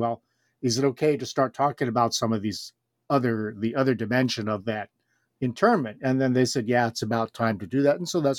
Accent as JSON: {"language": "English", "town": "Los Angeles", "region": "California", "country": "United States", "tie": "born or raised there", "also_born_or_lived": "Japan", "moved": "as an adult", "said": "I was born and raised in Los Angeles, California, grew up there my whole life, and then went on for my PhD at UCLA, got it there."}